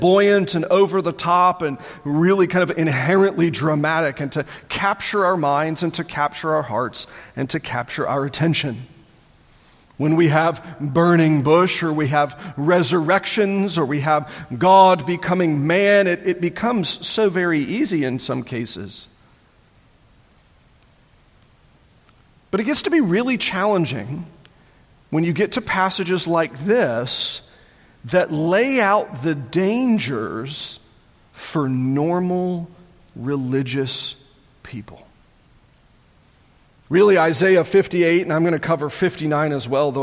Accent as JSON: {"language": "English", "town": "Matthews", "region": "North Carolina", "country": "United States", "tie": "born or raised there", "said": "growing up outside the Charlotte area"}